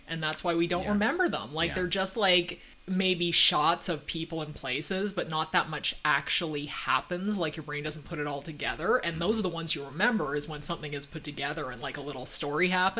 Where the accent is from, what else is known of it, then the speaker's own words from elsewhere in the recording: Canada; And we're Canadian.